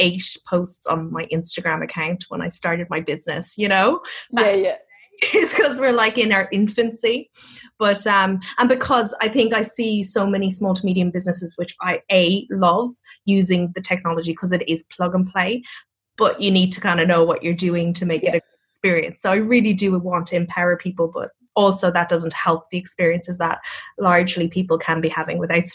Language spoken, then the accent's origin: English; Cork, Munster, Ireland; accent: Irish; moved away; I'm from Cork as well. So it's the capital of Ireland. We're very singy